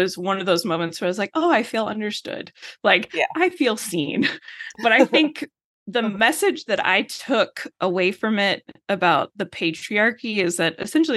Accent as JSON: {"language": "English", "region": "Texas", "country": "United States", "said": "I'm living in Texas, in West Texas. I'm from Texas"}